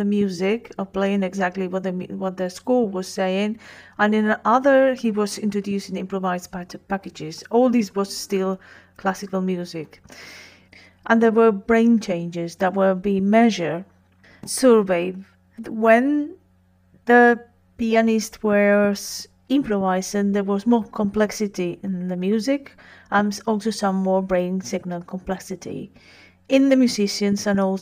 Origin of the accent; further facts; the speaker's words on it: Madrid, Community of Madrid, Spain; accent: Spanish; English is a second language; I'm Spanish, in case you hadn't picked up my accent up to now